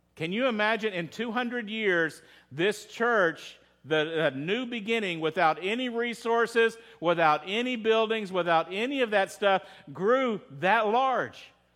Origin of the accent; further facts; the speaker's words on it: Texas, United States; I'm from Texas.